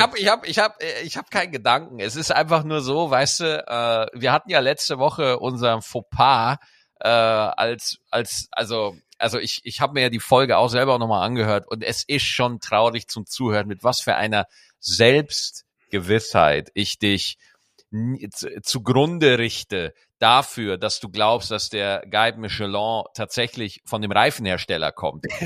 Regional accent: Cologne, North Rhine-Westphalia, Germany; als Kölner

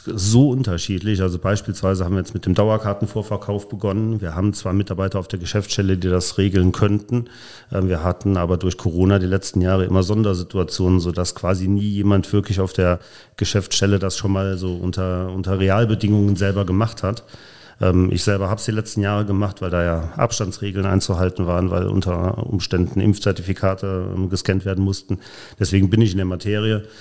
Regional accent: Polch, Rhineland-Palatinate, Germany; also born or lived in Neuwied / Nauort; now in Koblenz, Germany; Neuwied geboren, in äh, Nauort gewohnt, in Polch groß geworden

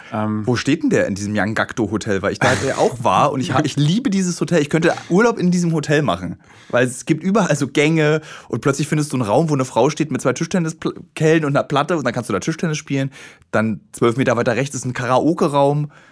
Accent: Bremen, Germany; Ich komme aus Bremen

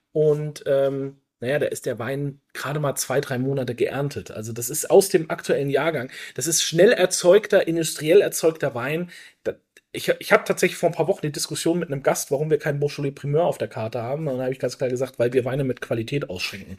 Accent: Franconia, Bavaria, Germany; bei uns in Franken

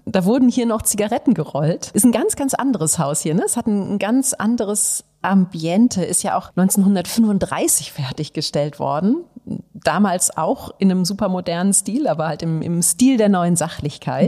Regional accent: Northern Germany, Germany; wir als Norddeutsche

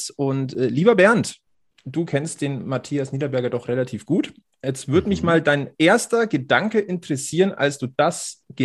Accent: Düsseldorf, North Rhine-Westphalia, Germany; müsste ich natürlich ein Altbier haben als Düsseldorfer

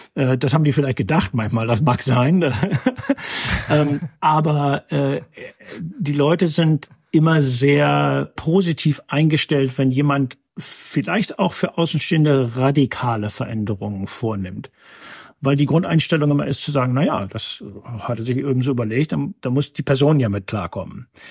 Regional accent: North Rhine-Westphalia, Germany; moved away as an adult; now in Massachusetts, United States; ich bin gebürtiger Westfaler

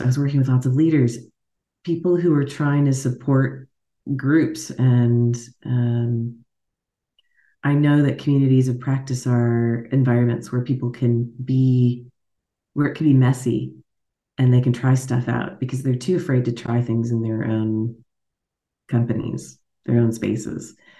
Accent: Alaska, United States; accent: American; moved away as an adult; now in Munich, Germany; as you can hear from my accent, I'm an American. took me a long time to admit that because I grew up in Alaska

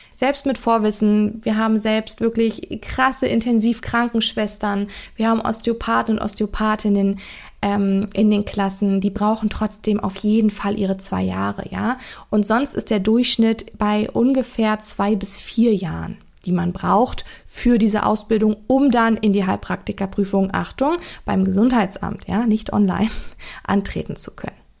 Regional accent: Germany; bei uns in Deutschland hier

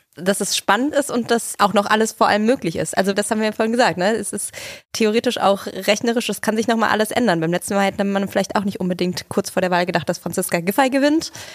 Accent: Germany; Ich bin da ja, komme da nicht so weit von her

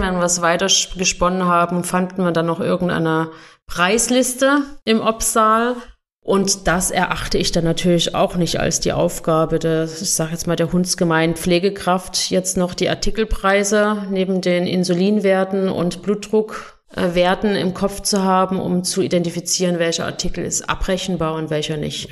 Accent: Germany; now in Switzerland; bin ich Deutsche

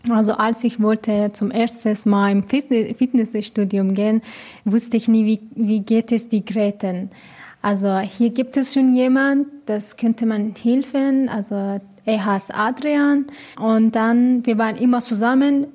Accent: Iran; German is a second language; now in Munich, Germany; ich komme aus dem Iran

